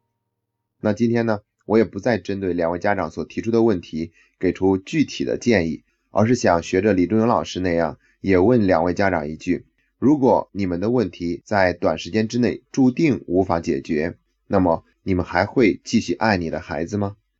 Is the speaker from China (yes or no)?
yes; China; 在这方面，我们中国人做的是比较弱的